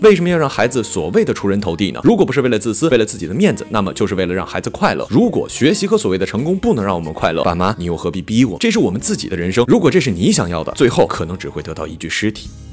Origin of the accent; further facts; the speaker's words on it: Northeast China, China; 作为一个东北人